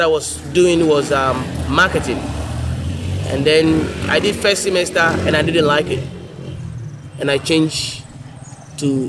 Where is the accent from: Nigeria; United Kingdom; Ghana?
Ghana; moved away as an adult; also born or lived in New Zealand; I'm Ghanaian. I'm from Ghana. I'm half Ashanti, half Ewe.